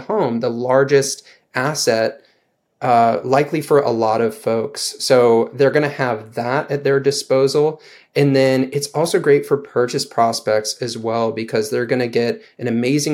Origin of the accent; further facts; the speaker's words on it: St. Louis, Missouri, United States; also born or lived in Denver; moved back home to St. Louis